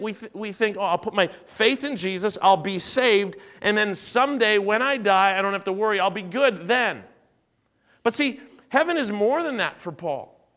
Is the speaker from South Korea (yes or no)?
no; Canada; I was born in Canada. Uh, I've always been a Canadian.